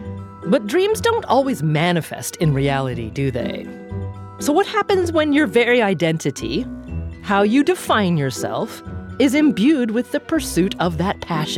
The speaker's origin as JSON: {"language": "English", "town": "Corvallis", "region": "Oregon", "country": "United States", "tie": "born or raised there", "said": "My hometown of Corvallis, Oregon"}